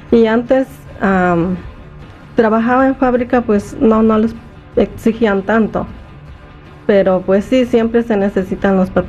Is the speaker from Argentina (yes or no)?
no; Guerrero, Mexico; now in United States; México, de Guerrero.